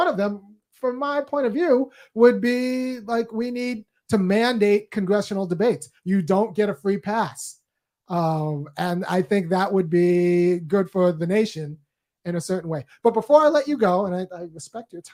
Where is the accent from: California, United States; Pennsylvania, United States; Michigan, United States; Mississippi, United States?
California, United States; I'm from California, and I spent, you know, most of my life in California